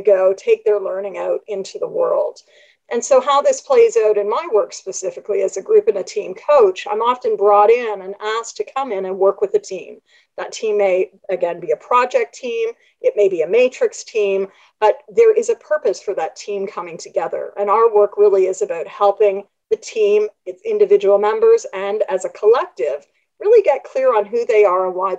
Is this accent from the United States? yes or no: no; Canada; I'm Canadian